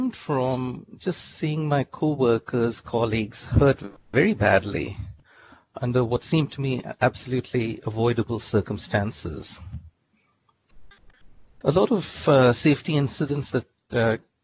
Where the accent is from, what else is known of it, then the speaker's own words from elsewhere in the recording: India; moved away as an adult; also born or lived in Tulsa, Oklahoma / Texas / Louisiana / San Francisco; now in United States; I was born and raised in India, did my bachelor's in chemical engineering there